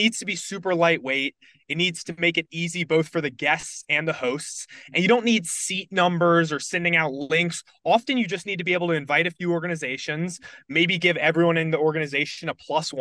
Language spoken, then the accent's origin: English; Charlotte, North Carolina, United States; moved away as an adult; also born or lived in Virginia; I grew up in Charlotte, North Carolina